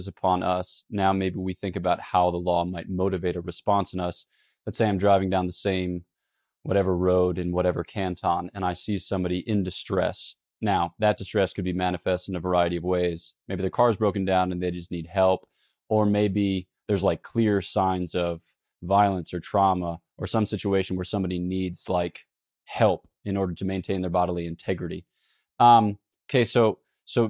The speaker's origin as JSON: {"language": "English", "country": "United States", "said": "I, as an American"}